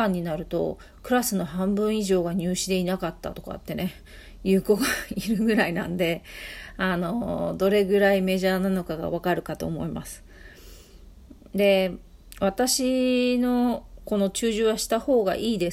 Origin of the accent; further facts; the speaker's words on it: Ibaraki, Japan; で、私なんかは、えっ、ー、と、茨城出身なので、すごい田舎出身なんで、まあ特に私の時代に中樹なんていうのは茨城にはほとんどなかった。